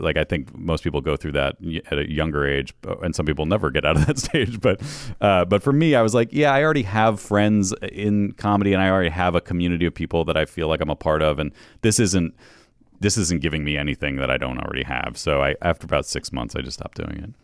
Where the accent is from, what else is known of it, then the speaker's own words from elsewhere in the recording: New York, United States; moved away as an adult; also born or lived in Western Massachusetts, United States; now in Los Angeles, United States; I'm from upstate New York and, and, uh, western Mass, like right on the, the state line there, both sides of it